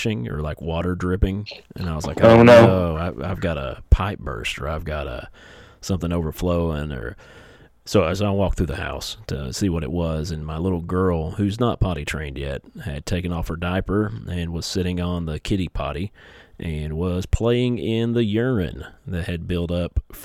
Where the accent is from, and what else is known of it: United States; accent: hick